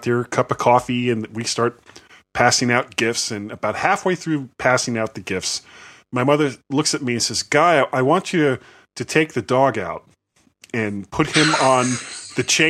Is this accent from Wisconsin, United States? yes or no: no; Fort Lauderdale, Florida, United States; When I was a kid, growing up in Fort Lauderdale